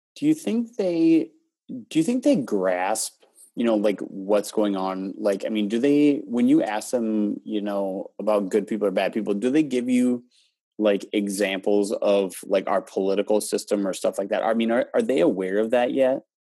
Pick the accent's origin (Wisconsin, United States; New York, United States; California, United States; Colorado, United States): Wisconsin, United States; also born or lived in Houston; I, I grew up in Wisconsin